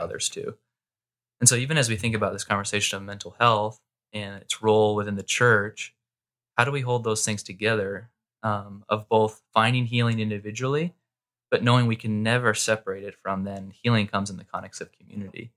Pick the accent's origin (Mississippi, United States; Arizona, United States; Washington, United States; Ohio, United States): Arizona, United States; Mesa; also born or lived in Southern California; I grew up in Mesa, uh, most of my life